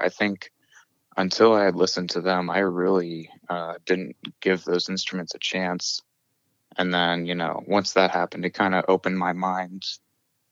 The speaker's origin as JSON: {"language": "English", "area": "King George County", "region": "Virginia", "country": "United States", "tie": "born or raised there", "moved": "yes", "lives_now": "Monterey, United States", "said": "I grew up in Virginia and specifically King George County"}